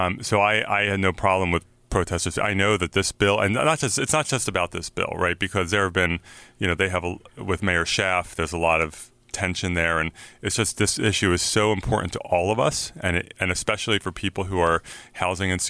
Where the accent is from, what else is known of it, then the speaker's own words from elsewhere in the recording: San Francisco, California, United States; I'm from San Francisco. We know protesting